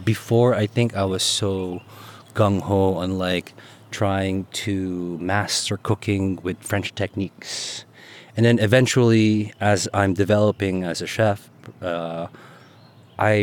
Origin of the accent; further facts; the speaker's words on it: Philippines; now in Pittsburgh, United States; I was born and raised in the Philippines, became an immigrant